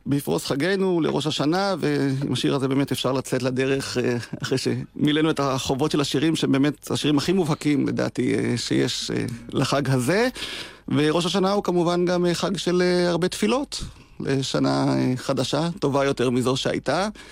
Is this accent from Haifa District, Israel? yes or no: no; Degania Alef, Northern District, Israel; שרתי שנים בקיבוץ שבו נולדתי, דגניה א'